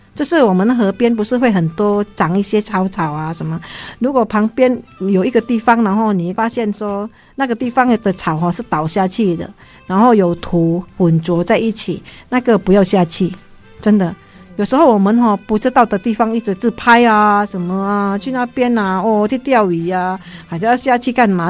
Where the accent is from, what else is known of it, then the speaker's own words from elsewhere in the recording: Vietnam; 我们越南人